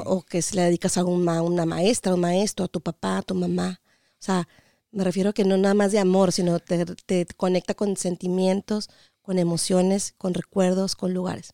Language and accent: Spanish; Mexicali, Baja California, Mexico; moved away as an adult; also born or lived in Washington, United States; now in United States; Yo soy Cachanilla, de Mexicali, Baja California, ah. orgullosamente norteña